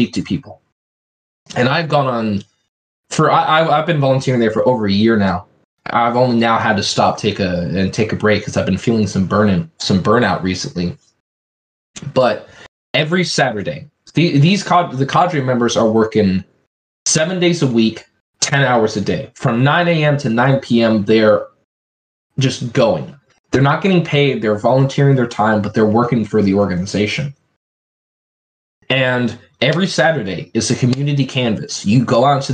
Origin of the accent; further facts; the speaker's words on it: Plumas County, California, United States; small areas like, you know, where we grew up in Plumas County